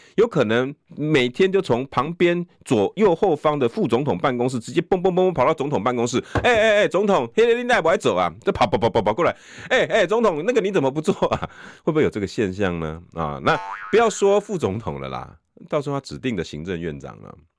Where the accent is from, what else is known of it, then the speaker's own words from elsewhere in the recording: New Taipei, Taiwan; 我都是新北人